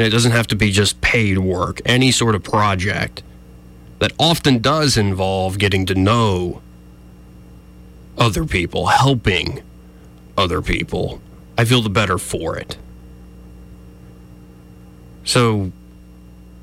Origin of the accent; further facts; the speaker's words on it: Montgomery, Alabama, United States; I was raised here in Montgomery from preschool all the way through high school